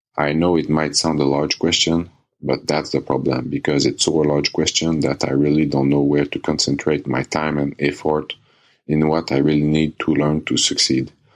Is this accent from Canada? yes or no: yes; Canada; English is a second language; I'm from Canada.